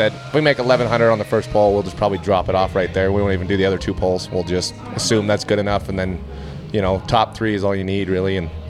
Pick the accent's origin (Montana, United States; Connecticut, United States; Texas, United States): Montana, United States; Conrad; I'm from Conrad, Montana.